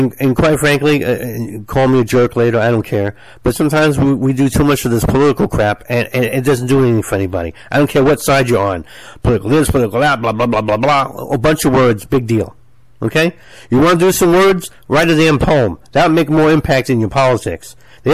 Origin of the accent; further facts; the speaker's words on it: United States; I'm American